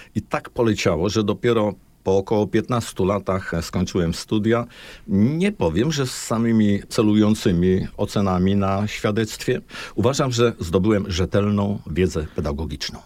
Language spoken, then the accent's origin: Polish; Olsztyn, Warmian-Masurian Voivodeship, Poland; u nas w Olsztynie